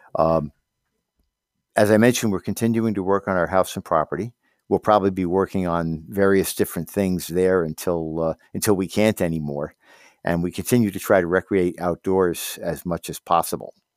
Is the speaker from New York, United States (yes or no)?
yes; Hawthorne, New York, United States; moved away as an adult; also born or lived in Miami, Florida / Glens Falls, New York; now in Keene, United States; I grew up downstate in Hawthorne in Westchester County